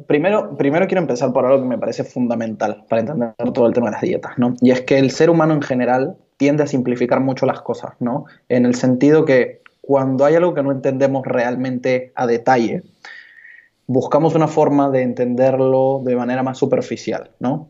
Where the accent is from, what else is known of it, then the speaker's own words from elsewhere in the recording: Peru; also born or lived in Barcelona; now in Lima, Peru; yo soy de Perú. Estudié Administración y Negocios del Deporte aquí en Lima